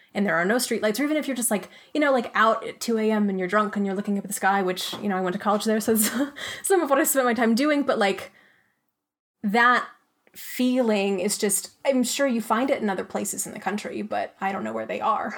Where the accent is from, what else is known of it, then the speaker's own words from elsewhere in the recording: Arizona, United States; also born or lived in Pennsylvania; I was born in Pennsylvania, actually, but I grew up in Arizona and had a pretty picturesque childhood.